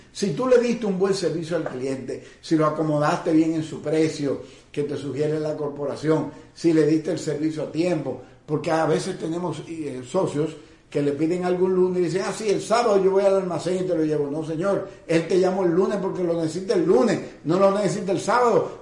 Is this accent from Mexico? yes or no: no; Dominican Republic